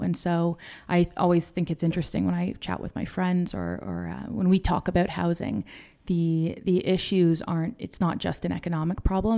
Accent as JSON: {"language": "English", "town": "Toronto", "region": "Ontario", "country": "Canada", "tie": "born or raised there", "also_born_or_lived": "London, Ontario", "said": "I have always lived here. So I grew up in North Toronto."}